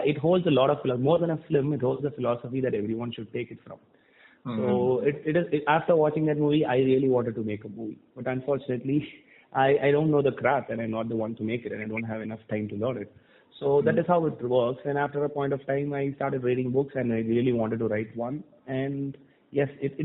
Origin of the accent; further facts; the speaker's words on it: Thoothukudi, Tamil Nadu, India; moved away as an adult; also born or lived in Chennai; I was born and brought up in Tuticorin, which is a city in South Tamil Nadu